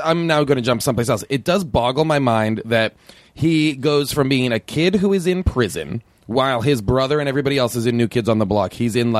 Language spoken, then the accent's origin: English; Nahant, Massachusetts, United States; I'm from Nahant, Massachusetts.